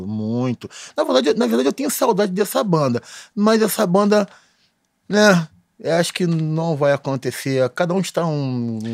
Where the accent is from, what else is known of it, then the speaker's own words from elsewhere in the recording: Baixada Fluminense, Rio de Janeiro, Brazil; Morando na Baixada Fluminense